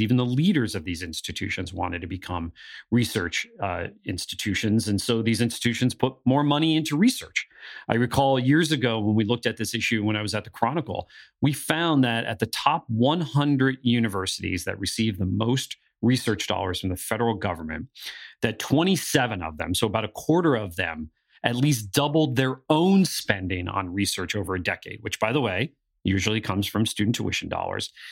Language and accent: English; northeastern Pennsylvania, United States; moved away; my hometown in northeastern Pennsylvania